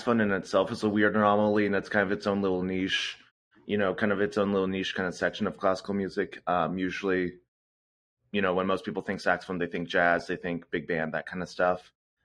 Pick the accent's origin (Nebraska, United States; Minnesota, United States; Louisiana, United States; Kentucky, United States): Nebraska, United States; now in Kansas City, United States; I ended up actually growing up in Nebraska, which is in the middle of the United States.